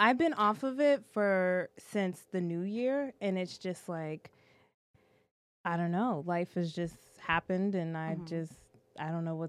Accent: Boston, Massachusetts, United States; moved away as an adult; now in Los Angeles, United States; I'm a Bostonian, so it's going to stay that way.

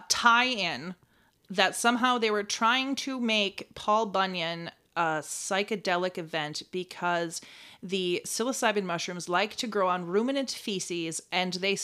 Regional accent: Rhinelander, Wisconsin, United States; I was born in Rhinelander

